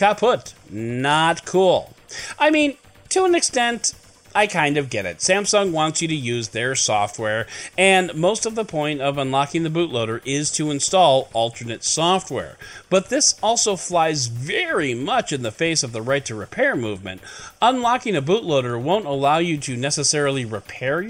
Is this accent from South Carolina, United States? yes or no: no; Chicago, Illinois, United States; born or raised there